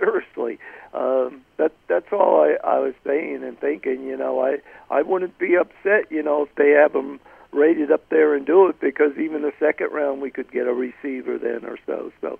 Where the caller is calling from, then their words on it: Pennsylvania, United States; Hey, hello